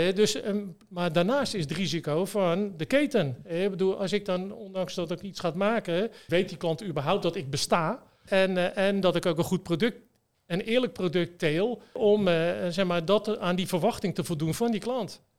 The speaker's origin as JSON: {"language": "Dutch", "town": "Westland", "region": "South Holland", "country": "Netherlands", "said": "ik kom ook uit het Westland"}